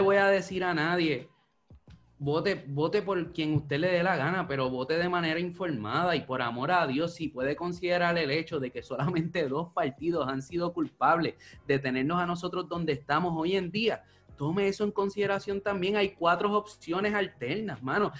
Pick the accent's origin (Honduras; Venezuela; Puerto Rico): Puerto Rico; como boricua